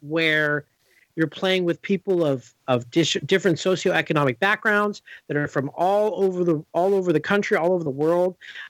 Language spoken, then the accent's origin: English; Los Angeles, California, United States; I grew up here in Los Angeles and born and raised. And so obviously, like, West Coast is the best coast.